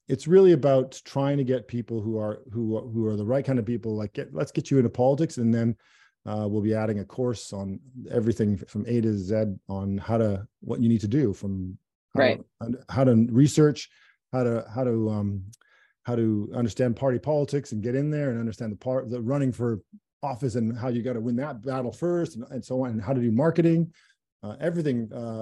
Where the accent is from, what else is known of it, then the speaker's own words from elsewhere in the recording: Canada; as a Canadian